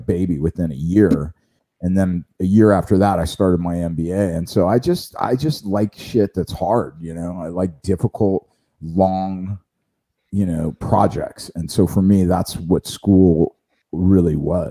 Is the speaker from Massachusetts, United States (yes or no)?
no; Las Vegas, Nevada, United States; also born or lived in New Orleans, Louisiana / California / Naples, Florida / Pensacola, Florida; now in Newport Beach, United States; I was born in New Orleans. I was raised in Vegas